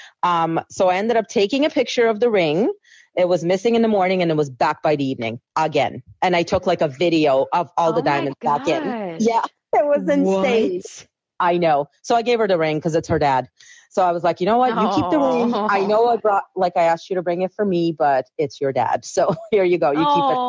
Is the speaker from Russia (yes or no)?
yes; Russia; now in Prince Edward Island, Canada; I'm originally from Russia